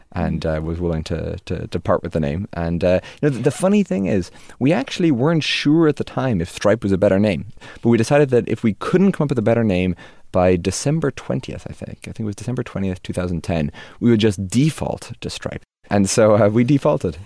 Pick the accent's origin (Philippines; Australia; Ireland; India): Ireland; Dromineer, Munster; also born or lived in Limerick, Ireland; that's where I spend most of my childhood